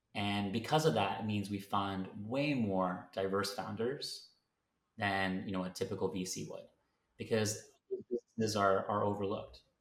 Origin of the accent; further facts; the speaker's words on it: Canada; moved away as an adult; now in London, United Kingdom; I am based in London, um, but I'm originally from Canada